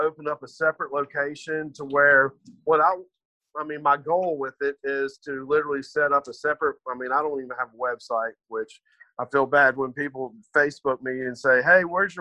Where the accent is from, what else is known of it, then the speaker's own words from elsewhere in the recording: Madison, Mississippi, United States; I'm originally from the Madison area